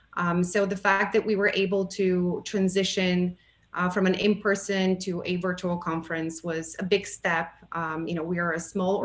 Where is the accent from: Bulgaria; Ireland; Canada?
Bulgaria; moved away as an adult; now in United States; I have a Bulgarian background. I was born in Bulgaria um, and uh, relocated to the United States in 1998